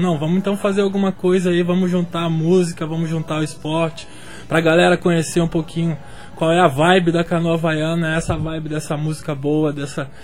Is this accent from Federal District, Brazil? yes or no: yes; Brasília, Federal District, Brazil; now in João Pessoa, Brazil; eu sou de Brasília